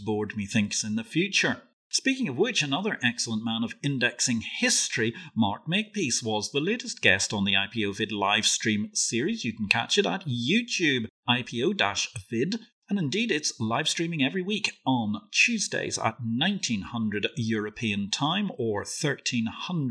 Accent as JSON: {"language": "English", "town": "Belfast", "region": "Northern Ireland", "country": "United Kingdom", "said": "as I come from Belfast"}